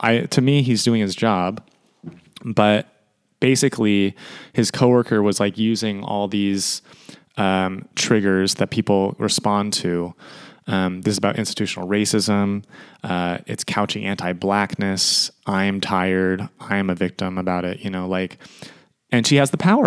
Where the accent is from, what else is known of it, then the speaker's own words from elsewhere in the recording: Sacramento, California, United States; the Sacramento Kings, my hometown